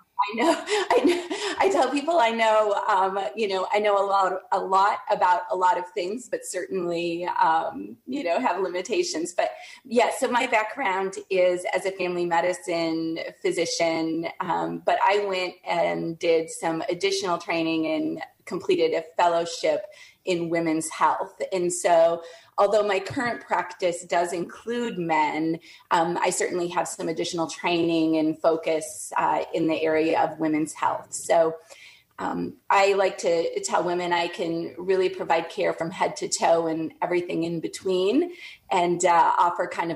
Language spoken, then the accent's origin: English; northern Wisconsin, United States; moved away as an adult; now in Saugatuck, United States; I grew up in northern Wisconsin on the south shores of Lake Superior.